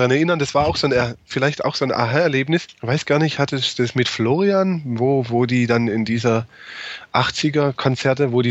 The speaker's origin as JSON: {"language": "German", "region": "Baden-Württemberg", "country": "Germany", "said": "Also bei uns in Baden-Württemberg, zumindest war so also meine Wahrnehmung, die waren einfach komplett weg."}